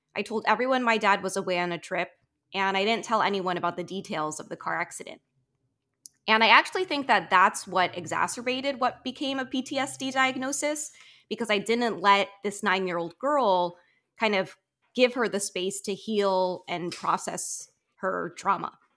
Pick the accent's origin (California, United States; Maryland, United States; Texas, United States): Maryland, United States; I grew up in Maryland suburbia, like, twenty minutes outside of D C